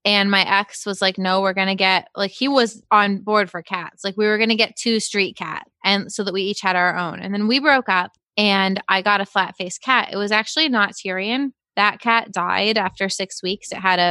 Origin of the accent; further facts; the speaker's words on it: Dennis, Massachusetts, United States; I grew up in Dennis, Massachusetts. It was a wonderful town.